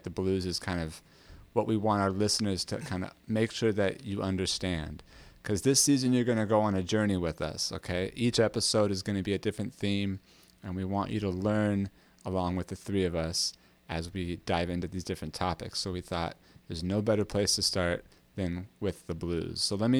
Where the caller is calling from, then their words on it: Brooklyn, New York, United States; I'm coming from Brooklyn, New York.